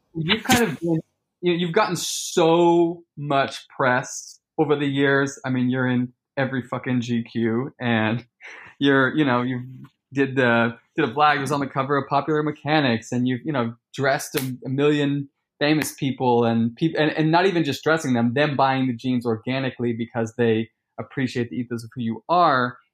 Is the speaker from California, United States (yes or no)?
yes; Sacramento, California, United States; moved away; I come from Sacramento